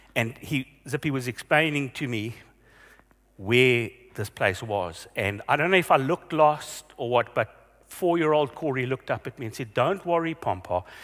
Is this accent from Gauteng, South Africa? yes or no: yes; Vereeniging, Gauteng, South Africa; when I was growing up in Vereniging. Yeah, I grew up there